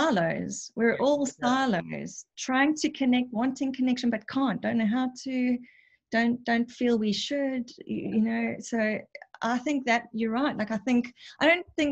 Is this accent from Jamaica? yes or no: no; South Africa; I'm South African.